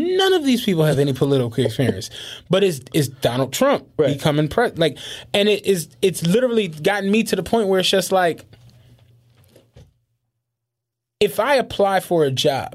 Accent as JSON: {"language": "English", "country": "United States", "said": "as an American"}